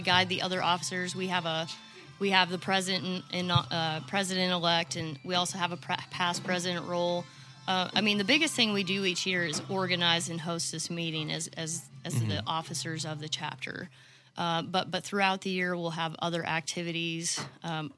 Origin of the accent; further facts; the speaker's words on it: Manhattan, Kansas, United States; moved away as an adult; now in Fayetteville, United States; originally I'm from Kansas